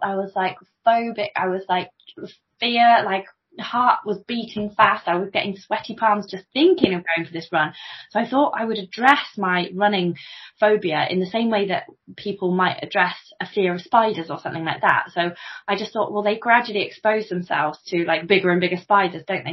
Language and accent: English; Coventry, West Midlands, United Kingdom; now in Stamford, United Kingdom; I spent many a happy day cycling around Rutland Water as a kid because I'm from Coventry. I'm not actually from Stamford. I'm from Coventry originally